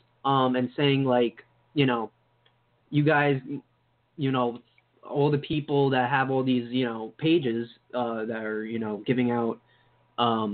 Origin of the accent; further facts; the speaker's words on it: New York, United States; I grew up in New York